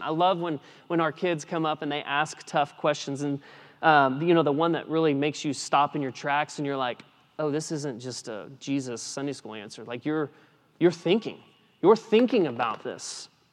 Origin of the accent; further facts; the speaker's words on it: West Texas, United States; I grew up in West Texas